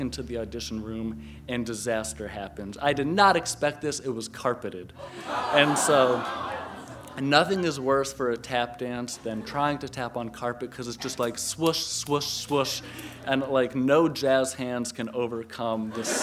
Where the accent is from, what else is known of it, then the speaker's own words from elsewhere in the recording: Connecticut, United States; I'm from Connecticut.